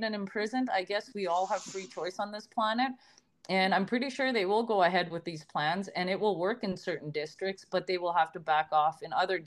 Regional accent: Canada; I'm Canadian.

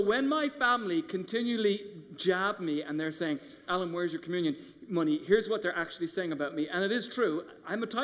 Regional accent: Ireland; moved away as an adult; now in United States; I grew up in Ireland going in the Catholic Church

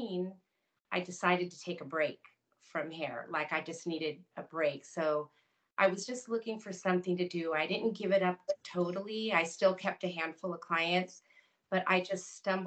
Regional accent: Napa, California, United States; moved away as an adult; now in Nashville, United States; from Napa, California, where my family is

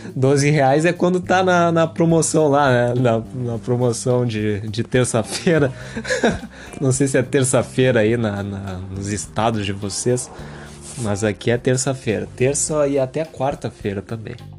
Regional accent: Porto Alegre, Rio Grande do Sul, Brazil; tenho 20 anos, sou de Porto Alegre, Rio Grande do Sul.

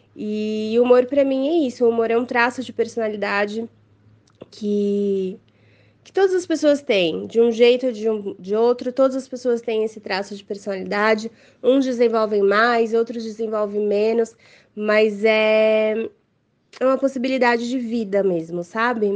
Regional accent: São Paulo, Brazil; eu sou daqui de São Paulo

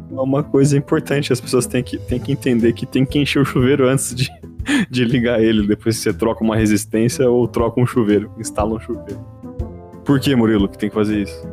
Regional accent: Osasco, São Paulo, Brazil; quando eu era jovem, minha infância lá em Osasco

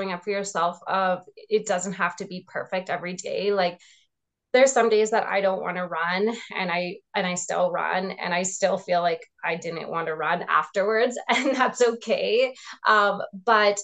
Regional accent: Regina, Saskatchewan, Canada; also born or lived in Calgary / Edmonton; When I came back from Calgary, I lived in Regina again

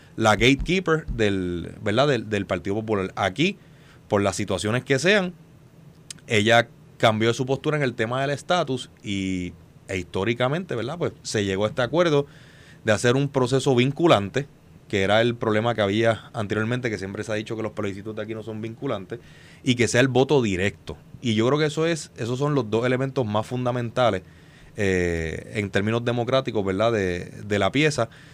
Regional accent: Puerto Rico; como puertorriqueño

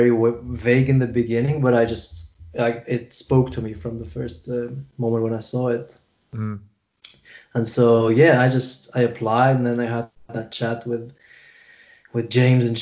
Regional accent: Switzerland; also born or lived in Kuwait City, Kuwait / Iraq; I grew up in Switzerland

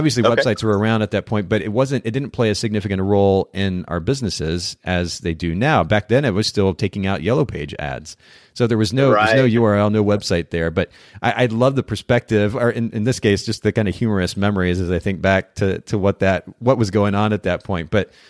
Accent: Japan; I grew up in Japan, for those who aren't familiar with that.

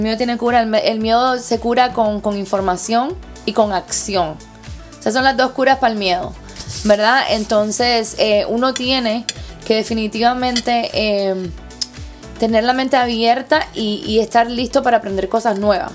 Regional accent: Cuba; now in United States; siendo cubana, latina

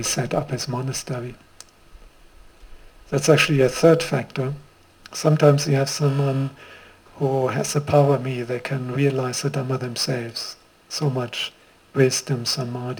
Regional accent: Germany; accent: German; also born or lived in Sri Lanka; now in Queensland, Australia; a German-born monk, as my accent makes clear, who got ordained in Sri Lanka

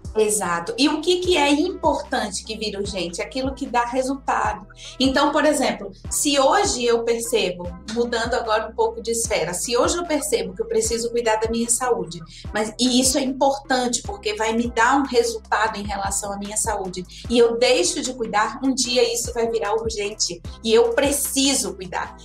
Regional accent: interior of Bahia, Brazil; moved away; also born or lived in São Paulo; Eu, eu, eu nasci em São Paulo, mas eu fui criada numa cidadezinha do interior da Bahia e depois que eu fui para São Paulo.

